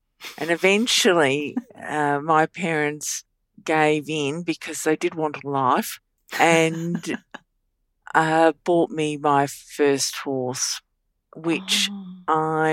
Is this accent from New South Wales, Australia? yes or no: no; Bendigo, Victoria, Australia; also born or lived in Melbourne; So I lived in Bendigo